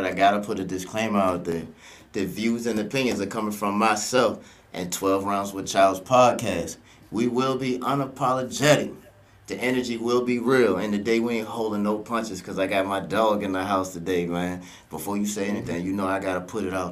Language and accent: English; Richmond, Virginia, United States; now in Maryland, United States; we both from Richmond, man, big shout out to Richmond, even though I'm up here in Maryland, man. The 804 is still home